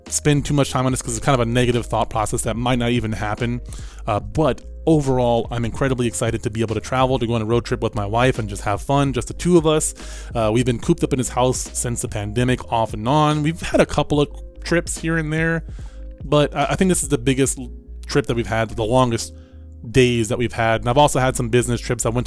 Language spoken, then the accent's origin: English; Atlantic City, New Jersey, United States; moved away; also born or lived in Alabama; I grew up in Atlantic City, near Atlantic City.